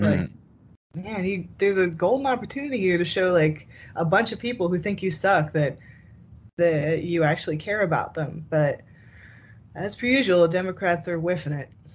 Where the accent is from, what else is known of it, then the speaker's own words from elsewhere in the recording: New Jersey, United States; I'm from Jersey